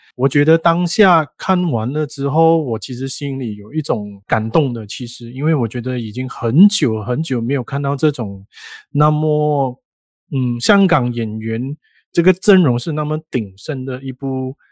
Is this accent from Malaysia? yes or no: yes; Malaysia; 因为我们是马来西亚人啊